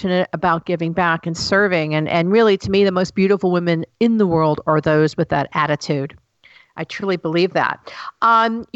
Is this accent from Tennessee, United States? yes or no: yes; Tennessee, United States; I'm from the South. I'm from Tennessee